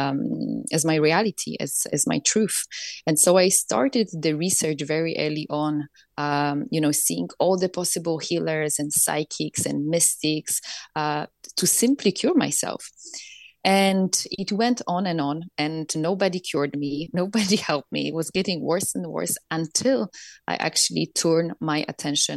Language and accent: English; Poland; I grew up in Poland, communist Poland